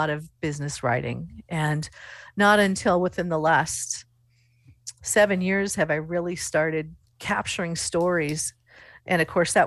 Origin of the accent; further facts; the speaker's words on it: Coatesfield, Nebraska, United States; And I said, Coatesfield.